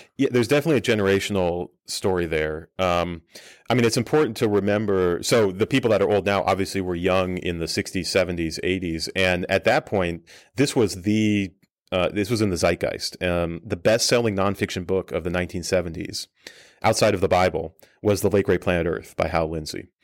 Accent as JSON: {"language": "English", "town": "Colorado Springs", "region": "Colorado", "country": "United States", "tie": "born or raised there", "moved": "yes", "said": "I grew up a missionary kid in Colorado Springs"}